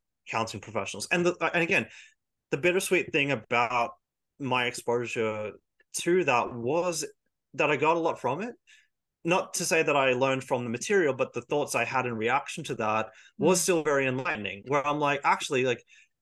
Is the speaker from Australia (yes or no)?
yes; Australia; We do care about our culture, and, you know, we do have a cultural identity, but we don't think of it as white, we think of it as Australian